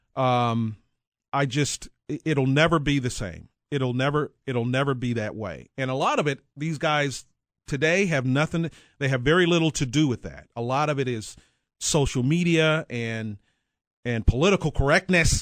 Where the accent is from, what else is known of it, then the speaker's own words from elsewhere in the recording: Mineral Wells, Texas, United States; moved away as an adult; now in Kansas City, United States; I grew up in north central Texas, small town, a little bit bigger than Leavenworth, uh, called Mineral Wells.